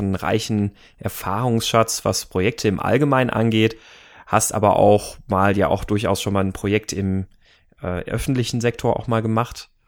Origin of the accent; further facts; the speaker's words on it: Munich, Bavaria, Germany; moved away as an adult; Ach, meine alte Heimat. Ich bin ja, bin ja letztes Jahr aus München weggezogen.